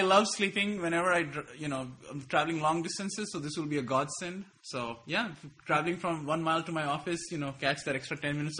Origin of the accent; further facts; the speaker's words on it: India; I don't know if this is racist because I'm Indian too